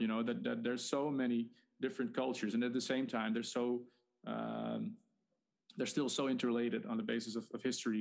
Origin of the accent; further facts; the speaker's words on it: Netherlands; I'm Dutch.